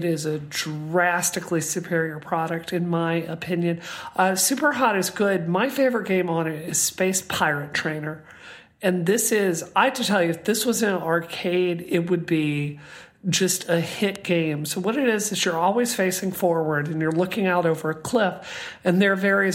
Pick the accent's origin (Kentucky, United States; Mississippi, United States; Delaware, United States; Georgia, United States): Mississippi, United States; I grew up in Mississippi